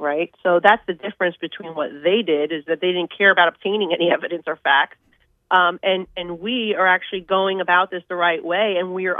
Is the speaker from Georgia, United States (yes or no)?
no; New York City, New York, United States; I'm from New York City